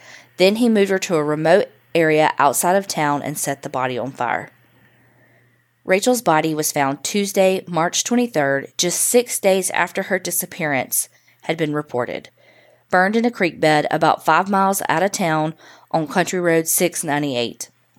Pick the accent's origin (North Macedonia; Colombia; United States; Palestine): United States; Farmersville, Texas; My hometown of Farmersville, Texas, is a small town located about 40 miles north of Dallas and currently has a population of about 5,000. Your typical, quiet, small town.